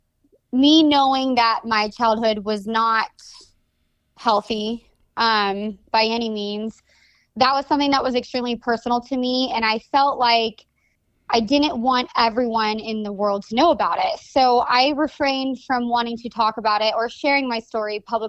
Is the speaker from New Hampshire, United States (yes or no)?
no; Napa, California, United States; also born or lived in St. Helena, California; I was born in Santa Elena, California, and my early years were based out of Napa, California